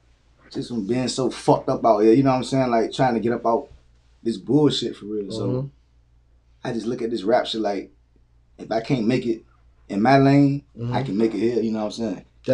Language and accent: English; Chesapeake, Virginia, United States; also born or lived in Norfolk, Virginia; I'm from Chesapeake. I was born in Norfolk, but I jumped the port in Chesapeake, so I claim the peak.